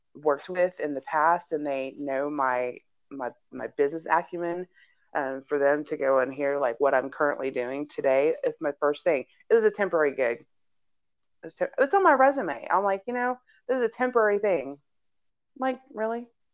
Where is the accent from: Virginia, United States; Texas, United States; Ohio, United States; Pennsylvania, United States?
Texas, United States; Houston; now in Aurora, United States; where I grew up in my past, where I grew up in Houston, where I lived at before we moved to this neighborhood here in um, in Denver in Aurora